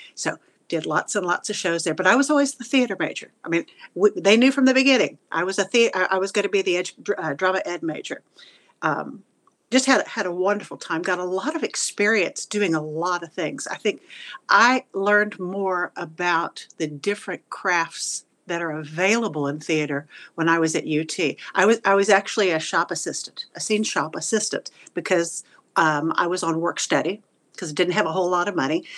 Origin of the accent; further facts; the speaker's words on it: Houston, Texas, United States; moved away as an adult; also born or lived in Wichita Falls, Texas; now in Florida, United States; we moved away from Wichita Falls and we went to the Houston area when I was about ten